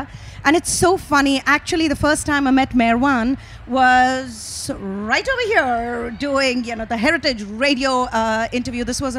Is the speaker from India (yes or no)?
yes; India; now in Tennessee, United States; growing up in India